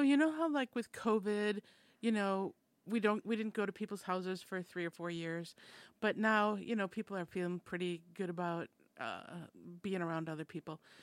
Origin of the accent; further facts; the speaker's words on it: Minnesota, United States; I'm from Minnesota, and that's a Scandinavian settled society